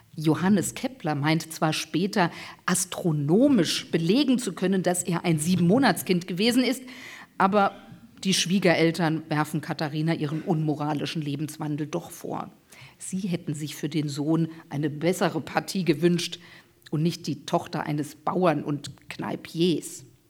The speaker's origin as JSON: {"language": "German", "region": "Hesse", "country": "Germany", "tie": "born or raised there", "said": "Und ich bin in Hessen zur Schule gegangen, die, die meiste Zeit meiner Schulzeit"}